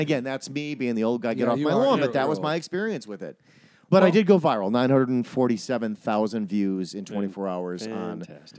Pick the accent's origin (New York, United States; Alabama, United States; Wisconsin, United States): Wisconsin, United States